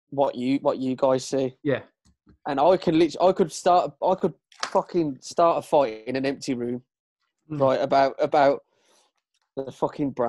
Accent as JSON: {"language": "English", "town": "Birmingham", "region": "West Midlands", "country": "United Kingdom", "said": "we're from we're from Brum"}